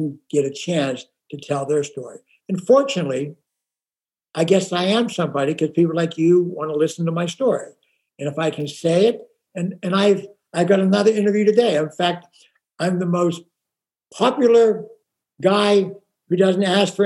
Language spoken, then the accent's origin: English; Pittsburgh, Pennsylvania, United States; now in Rancho Mirage, United States; I'm from Pittsburgh